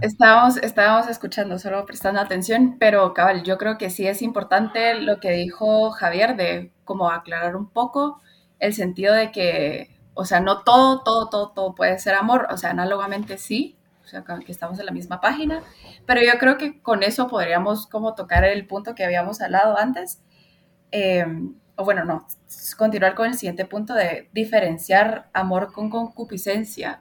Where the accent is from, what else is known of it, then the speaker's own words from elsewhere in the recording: Honduras; now in Guatemala; Soy hondureña, pero ya llevo un montón de tiempo viviendo aquí en Guatemala